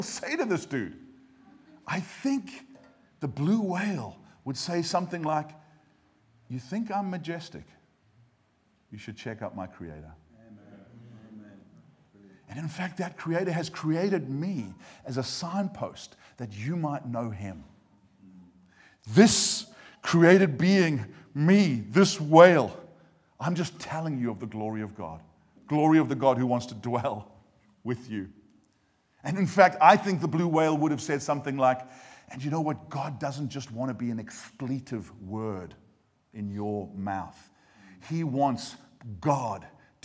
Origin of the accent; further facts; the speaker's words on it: United States; now in Cheltenham, United Kingdom; I come from America, and so every now and again you get like just a little, even like a little Presbyterian amen at a good point.